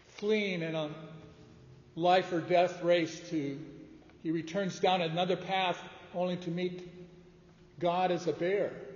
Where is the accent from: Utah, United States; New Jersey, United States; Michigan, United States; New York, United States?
Michigan, United States; outside of Detroit; I grew up outside of Detroit